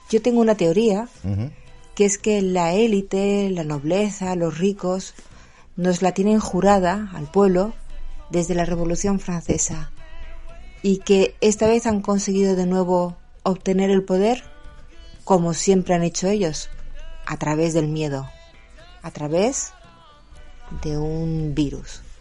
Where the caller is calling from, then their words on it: Mallorca, Balearic Islands, Spain; Hola Julio … de Mallorca.